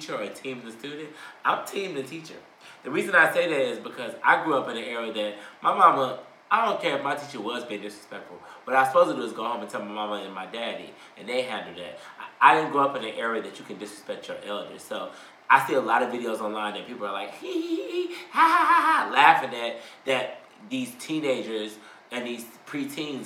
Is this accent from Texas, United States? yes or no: yes; Texas, United States; I was born in Texas